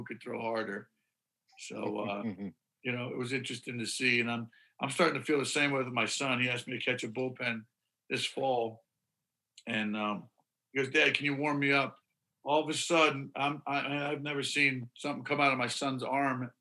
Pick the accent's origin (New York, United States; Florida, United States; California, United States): New York, United States; Syracuse; we grew up in Syracuse